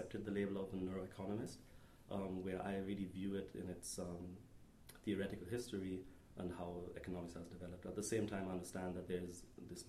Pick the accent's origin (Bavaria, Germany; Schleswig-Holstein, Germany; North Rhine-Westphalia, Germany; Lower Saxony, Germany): North Rhine-Westphalia, Germany; Detmold; moved away as an adult; now in Stanford, United States; I grew up in Germany